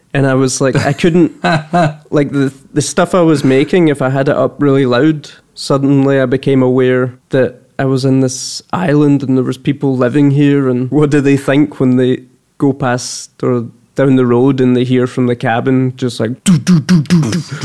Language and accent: English; Kerlook, Scotland, United Kingdom; now in Malmö, Sweden; I'm from Kerlook